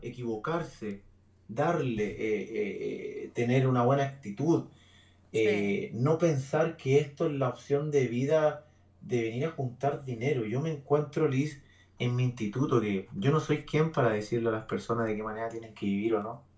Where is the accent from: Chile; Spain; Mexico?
Chile; Santiago, Santiago Metropolitan Region; moved away as an adult; now in Brisbane, Australia; en, Chile, porque soy, chileno